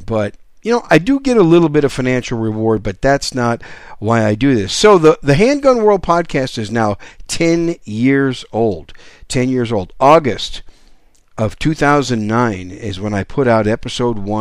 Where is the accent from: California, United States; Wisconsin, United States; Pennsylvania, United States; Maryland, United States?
Wisconsin, United States; also born or lived in New York City; now in San Antonio, United States; I was born in New York City, raised in Wisconsin, but now I live in the great gun-friendly state of San Antonio